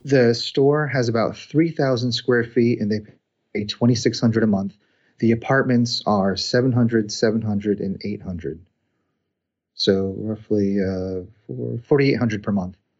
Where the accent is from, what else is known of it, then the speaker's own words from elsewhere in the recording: New Jersey, United States; moved away as an adult; also born or lived in Indiana / Cincinnati, Ohio; I was born and raised in New Jersey, went to school in Indiana, got a job in Cincinnati